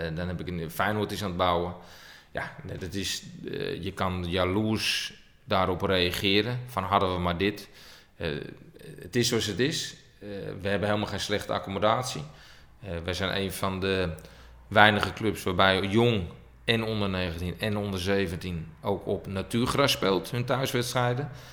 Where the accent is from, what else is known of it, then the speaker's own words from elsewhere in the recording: Hilversum, North Holland, Netherlands; also born or lived in Estonia / Russia; Niet in Utrecht, maar ik ben geboren in Hilversum